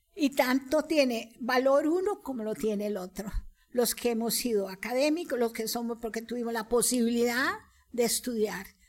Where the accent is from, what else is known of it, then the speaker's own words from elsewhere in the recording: Costa Rica; como costarricenses, criollos